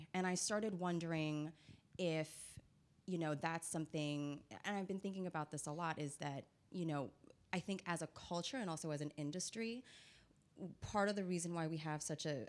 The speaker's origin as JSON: {"language": "English", "country": "United States", "tie": "born or raised there", "also_born_or_lived": "Philippines", "said": "I identify as Asian American because I'm first and foremost an immigrant who was raised in America."}